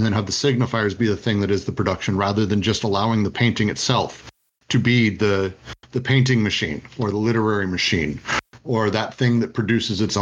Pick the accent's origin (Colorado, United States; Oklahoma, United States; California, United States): Colorado, United States; Denver; I grew up in Denver.